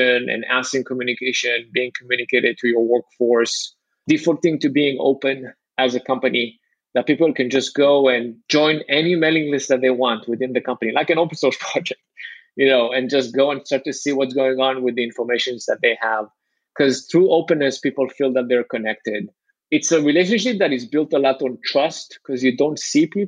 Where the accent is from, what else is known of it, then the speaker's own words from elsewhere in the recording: Israel; moved away; I'm from Israel